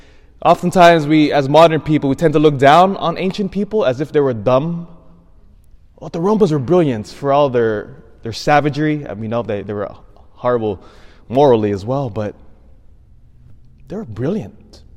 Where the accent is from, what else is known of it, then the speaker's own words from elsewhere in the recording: United States; especially as an American